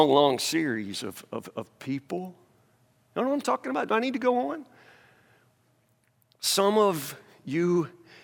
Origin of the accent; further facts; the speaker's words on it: United States; I'm preaching in my hometown